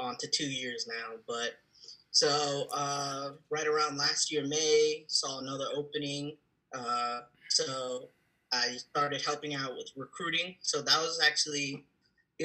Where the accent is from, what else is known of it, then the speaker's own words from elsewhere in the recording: Montgomery County, Maryland, United States; I'm born and raised in Maryland, most specifically Montgomery County